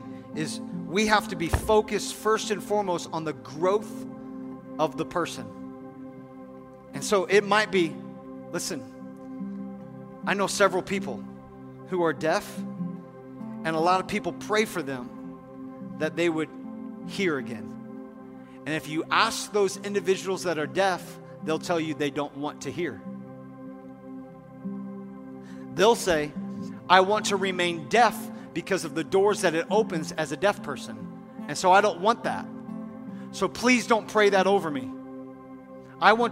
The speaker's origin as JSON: {"language": "English", "country": "United States", "said": "as American people"}